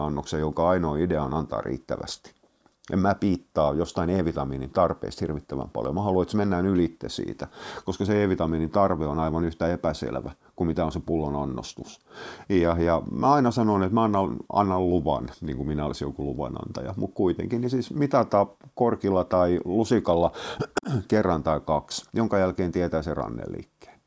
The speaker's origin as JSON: {"language": "Finnish", "town": "Turku", "region": "Southwest Finland", "country": "Finland", "said": "mä oon turkulainen"}